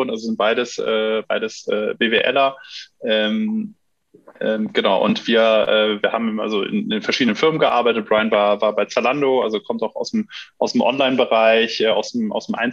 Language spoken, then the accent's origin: German; Düsseldorf, North Rhine-Westphalia, Germany; Ja, ja, wir kommen beide aus Düsseldorf